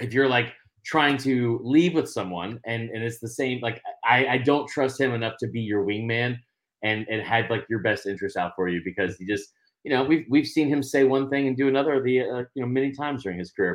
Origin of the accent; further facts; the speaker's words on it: Atlanta, Georgia, United States; I'm from Atlanta